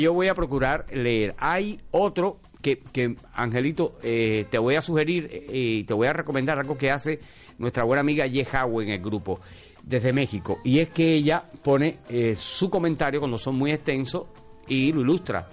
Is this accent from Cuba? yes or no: yes; Cuba; hacemos los cubanos